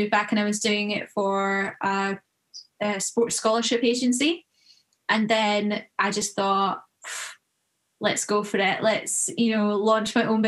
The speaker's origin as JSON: {"language": "English", "town": "Troon", "region": "Scotland", "country": "United Kingdom", "tie": "born or raised there", "also_born_or_lived": "United States", "said": "I'm from Scotland, as you can probably tell, and grew up playing golf in Troon."}